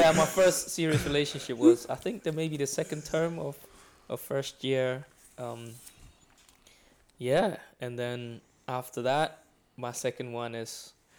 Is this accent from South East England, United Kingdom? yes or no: no; London, United Kingdom; moved away as an adult; now in Scotland; where I grew up in London, you hardly meet very rich people.